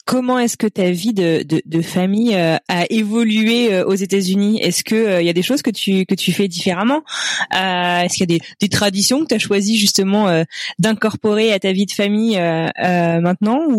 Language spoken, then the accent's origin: French; France; en tant que Français, on a, on, ah, bah j'adore mon pays